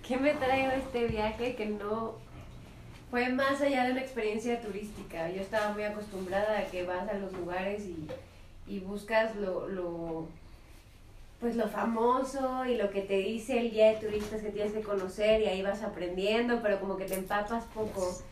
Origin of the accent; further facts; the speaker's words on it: Mexico City, Mexico; yo soy aquí de la Ciudad de México, capitalina 100%